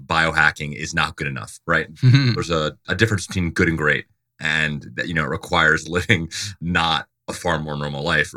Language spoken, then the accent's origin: English; Dover, Delaware, United States; I'm from Dover, Delaware